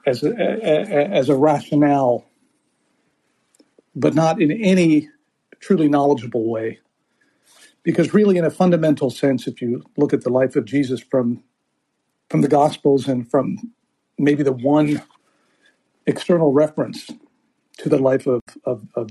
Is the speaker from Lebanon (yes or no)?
yes; Beirut, Beirut Governorate, Lebanon; moved away; I grew up in Beirut